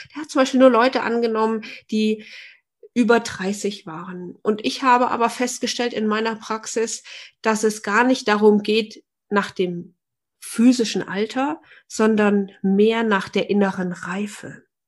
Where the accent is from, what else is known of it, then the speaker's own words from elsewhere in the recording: Fulda, Hesse, Germany; ich komme ja aus Fulda